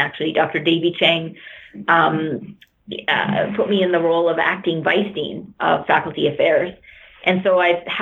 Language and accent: English; Canada; I'm Canadian, but my family came from India